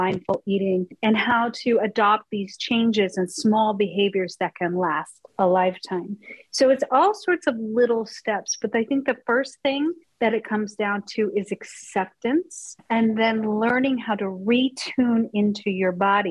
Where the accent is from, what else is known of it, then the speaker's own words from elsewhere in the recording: Colorado, United States; I grew up in Colorado